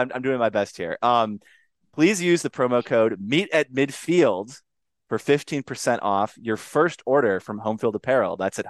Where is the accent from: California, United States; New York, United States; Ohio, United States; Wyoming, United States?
Wyoming, United States; Laramie; I grew up in Laramie. Longtime listeners of the show will know that my affection for Josh Allen stems from covering him, you know, in my hometown, Laramie, Wyoming. And I've been around that campus my whole life